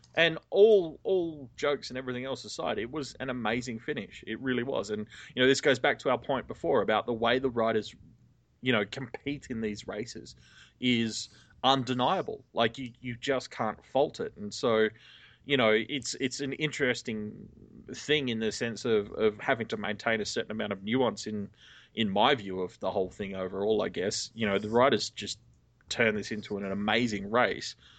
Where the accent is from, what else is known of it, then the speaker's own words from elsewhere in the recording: Sydney, New South Wales, Australia; I'm from here.